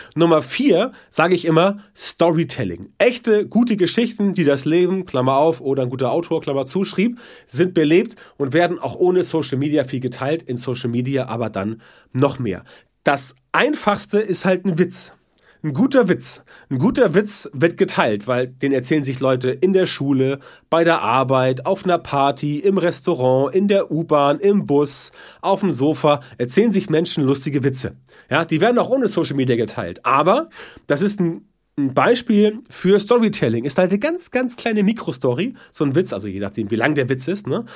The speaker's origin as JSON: {"language": "German", "area": "the North", "region": "Northern Germany", "country": "Germany"}